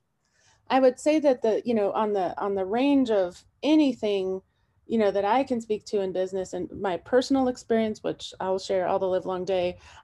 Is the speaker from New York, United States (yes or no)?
no; California, United States; now in Montana, United States; I'm from California, where it's at will